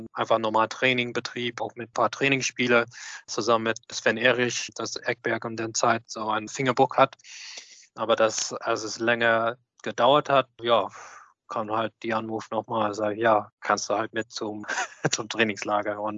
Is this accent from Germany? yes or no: no; Australia; ich kenne die Manager Pascal Winkler aus Sydney University schon sehr lang, aus meiner Jugend in Australien